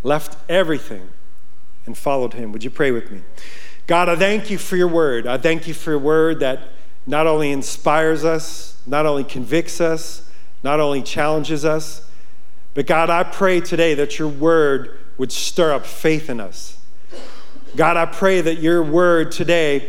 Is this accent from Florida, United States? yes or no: no; Yonkers, New York, United States; moved away as an adult; now in Montana, United States; I grew up in Yonkers, New York.